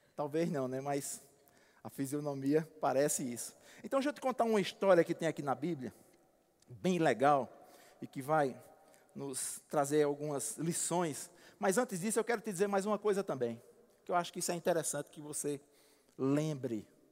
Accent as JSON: {"language": "Portuguese", "town": "Alagoa Grande", "region": "Paraíba", "country": "Brazil", "moved": "yes", "said": "como diz lá na minha terra em Alagoa Grande"}